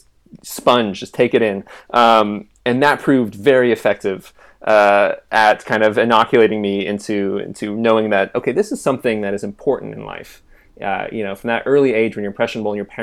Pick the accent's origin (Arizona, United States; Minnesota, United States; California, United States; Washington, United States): Washington, United States; Renton; I was born in Renton, Washington